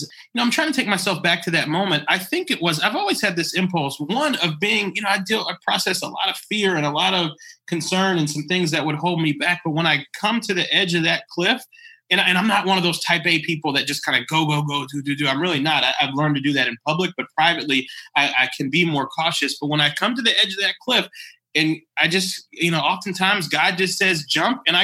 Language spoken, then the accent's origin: English; Nashville, Tennessee, United States; moved away; I grew up in Nashville with parents and grandparents that are very active in social movements